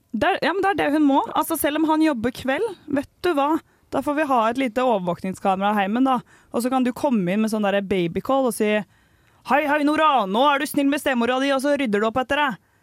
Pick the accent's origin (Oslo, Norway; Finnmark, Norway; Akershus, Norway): Oslo, Norway; moved away as an adult; now in Trondheim, Norway; jeg er hjemme i Oslo